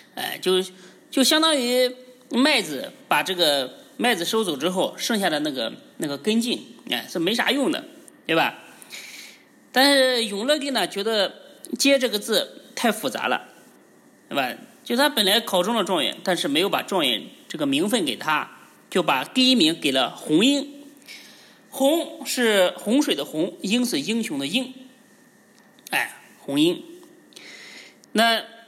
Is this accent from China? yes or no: yes; China; 我们中国人起名儿是非常讲究的